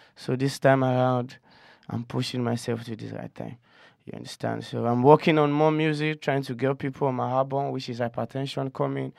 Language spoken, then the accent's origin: English; Okokomaiko, Lagos, Nigeria; I'm from Okoko, Nigeria.